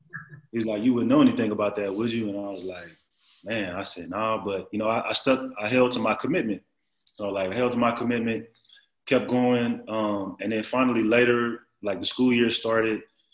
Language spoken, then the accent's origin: English; Texas, United States; I'm from Texas and I thought I was from the South, man.